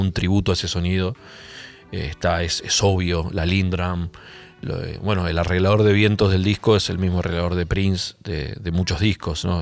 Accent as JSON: {"language": "Spanish", "country": "Argentina", "said": "acá de la Argentina"}